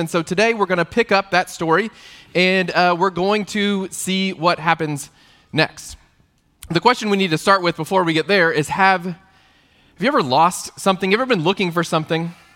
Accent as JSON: {"language": "English", "region": "Texas", "country": "United States", "tie": "born or raised there", "said": "I grew up in Texas in the eighties"}